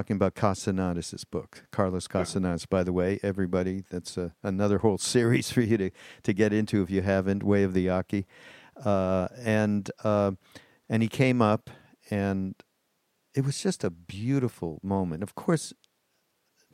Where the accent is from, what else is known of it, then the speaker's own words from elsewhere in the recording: Canada; also born or lived in Quebec; I'm from Canada, so we live just over the border in Quebec